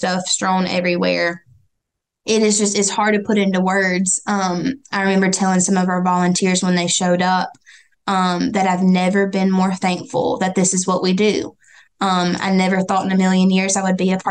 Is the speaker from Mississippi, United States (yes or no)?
yes; Amory, Mississippi, United States; I'm from Amory, Mississippi, born and raised there, still live there today